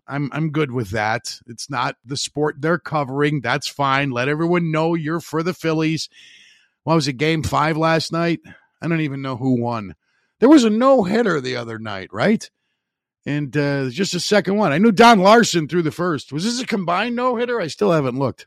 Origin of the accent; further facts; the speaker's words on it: Highland, Indiana, United States; my hometown of Highland, Indiana